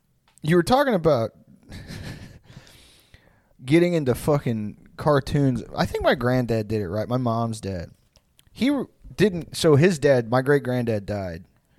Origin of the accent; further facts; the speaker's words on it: New Jersey, United States; I don't know why we're both from Jersey when we're old.